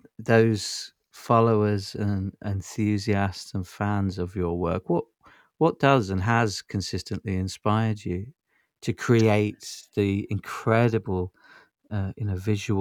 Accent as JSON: {"language": "English", "region": "London", "country": "United Kingdom", "tie": "born or raised there", "said": "I think I was spoiled growing up in Soho when I was younger"}